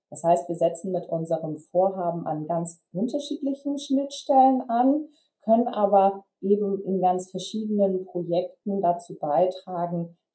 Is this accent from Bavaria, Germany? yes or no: no; Flensburg, Schleswig-Holstein, Germany; born there; now in Kiel, Germany; Ich bin 29 Jahre alt. Ich bin gebürtig aus Flensburg, also im hohen Norden von Deutschland geboren. Und ich ähm, wohne derzeit in Kiel